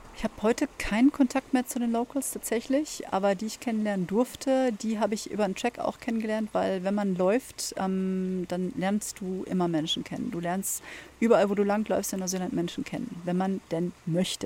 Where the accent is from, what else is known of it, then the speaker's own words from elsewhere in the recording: Germany; bei uns in Deutschland